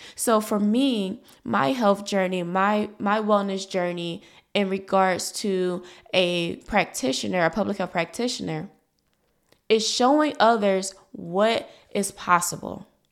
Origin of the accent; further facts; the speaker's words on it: Philadelphia, Pennsylvania, United States; I was born in North Philadelphia, a low-income community, um, by a single mother, a young single mother. And because of my situation, I was brought up with limited resources